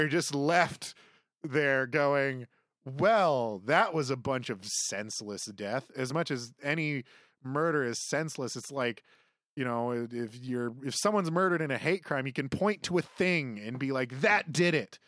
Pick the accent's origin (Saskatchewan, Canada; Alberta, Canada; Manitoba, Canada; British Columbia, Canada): Saskatchewan, Canada; I grew up in Saskatchewan